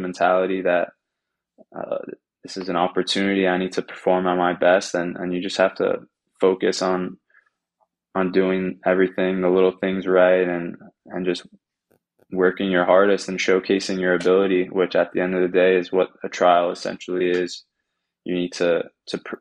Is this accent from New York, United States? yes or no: yes; Long Island, New York, United States; moved away as an adult; I'm from New York, from Long Island